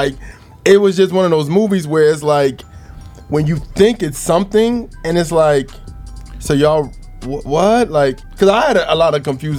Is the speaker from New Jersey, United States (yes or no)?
yes; New Jersey, United States; I'm freshly from New Jersey coming down here. Me and my mom, we went to go to the movies